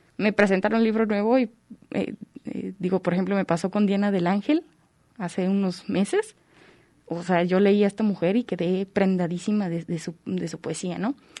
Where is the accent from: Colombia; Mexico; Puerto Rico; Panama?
Mexico; Tepatitlán de Morelos, Jalisco; yo nací en Tepatitlán de Morelos, Jalisco, como a una hora de aquí más o menos